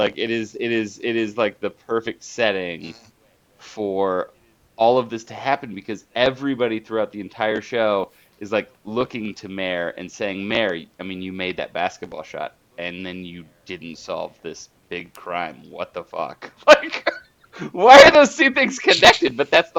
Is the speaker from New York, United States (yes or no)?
no; Dayton, Ohio, United States; I am from Dayton, Ohio. And literally, this town is every small town that's not close to a big town.